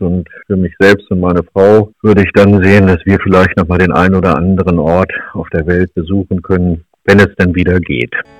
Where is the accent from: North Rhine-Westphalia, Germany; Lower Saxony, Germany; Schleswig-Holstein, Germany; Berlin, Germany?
Lower Saxony, Germany; Nienburg; also born or lived in Göttingen; Nienburg ist meine Heimatstadt